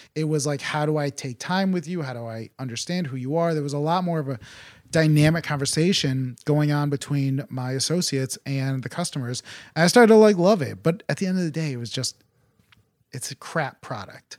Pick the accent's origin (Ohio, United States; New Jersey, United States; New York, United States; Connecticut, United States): Connecticut, United States; Farmington; also born or lived in Tegucigalpa, Honduras; So I am a Connecticut native. I grew up in Farmington